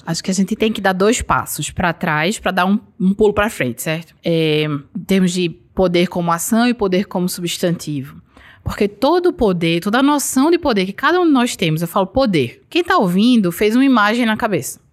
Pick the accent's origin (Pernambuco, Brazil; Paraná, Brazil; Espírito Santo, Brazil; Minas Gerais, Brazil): Pernambuco, Brazil; Garanhuns; Sou da Suíça pernambucana. Garanhuns